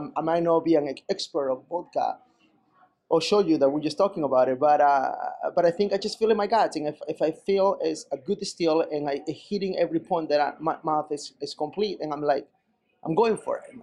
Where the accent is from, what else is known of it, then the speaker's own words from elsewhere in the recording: Peru; moved away; when I grew up in Peru